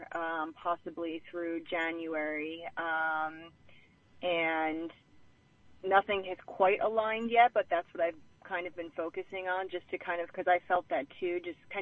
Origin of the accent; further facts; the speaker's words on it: Philadelphia, Pennsylvania, United States; now in California, United States; I'm from Philadelphia originally.